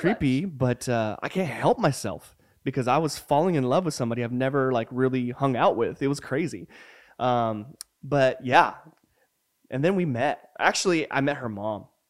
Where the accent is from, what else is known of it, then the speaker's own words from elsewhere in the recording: New Mexico, United States; moved away; also born or lived in Puyallup, Washington; growing up in New Mexico